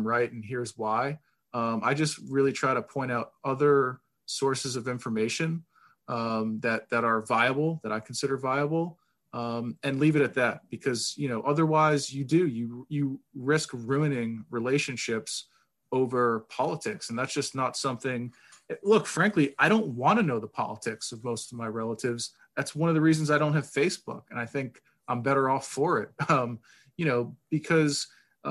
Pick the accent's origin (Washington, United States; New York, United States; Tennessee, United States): New York, United States; Long Island; I'm from Long Island, from a blue collar family and background